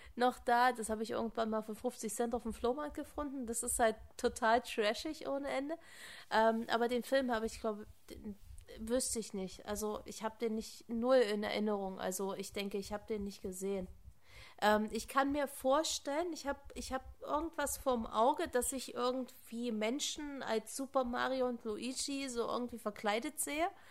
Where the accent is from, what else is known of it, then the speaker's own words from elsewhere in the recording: Germany; hier bei uns in Deutschland